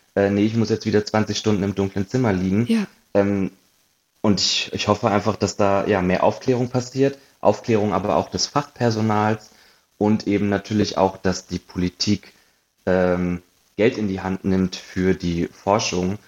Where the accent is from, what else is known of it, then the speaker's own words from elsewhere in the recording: Hanover, Lower Saxony, Germany; moved away as an adult; also born or lived in Munich; now in Berlin, Germany; ursprünglich äh, komme ich aus Hannover